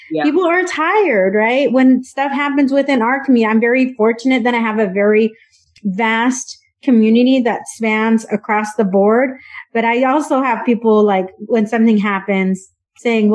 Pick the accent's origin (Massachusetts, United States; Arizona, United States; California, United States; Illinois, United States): California, United States; San Diego; I grew up in San Diego, but I'm not an immigrant. I'm a second generation Mexican American